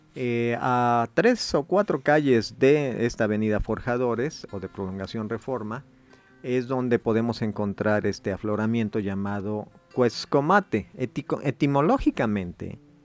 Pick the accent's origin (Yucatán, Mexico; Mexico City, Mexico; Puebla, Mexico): Puebla, Mexico; nosotros como poblanos